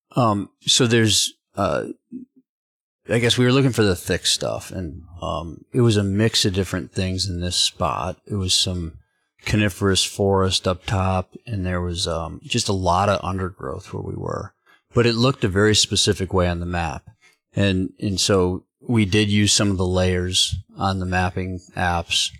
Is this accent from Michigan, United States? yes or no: yes; Michigan, United States; Growing up in Michigan swamps, like, we didn't really hunt a lot of ag